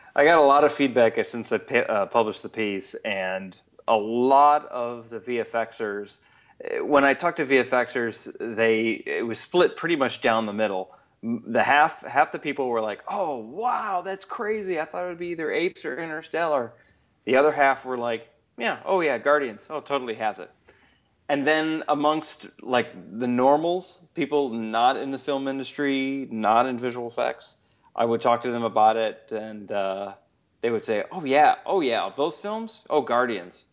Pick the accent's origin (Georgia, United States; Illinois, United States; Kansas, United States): Illinois, United States; Chicago; I grew up in Chicago.